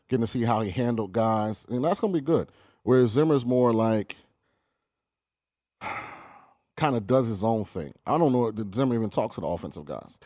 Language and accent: English; the South and Florida, United States; moved away; also born or lived in the South; I grew up in the South and Florida.